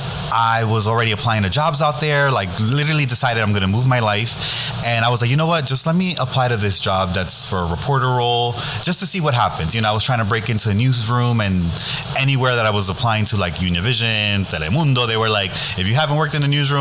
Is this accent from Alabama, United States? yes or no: no; New York City, New York, United States; I am born and raised in the Bronx.